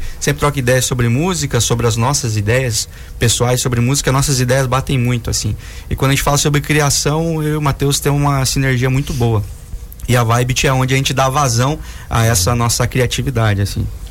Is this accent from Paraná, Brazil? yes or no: yes; Laranjeiras do Sul, Paraná, Brazil; moved away; Eu sou do, do interior do Paraná, sou de Laranjeiras do Sul